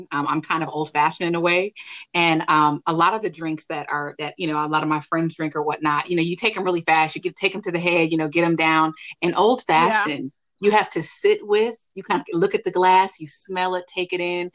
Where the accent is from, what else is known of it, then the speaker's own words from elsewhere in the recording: California, United States; moved away as an adult; now in Dallas, United States; I'm actually a California native. Love my home state.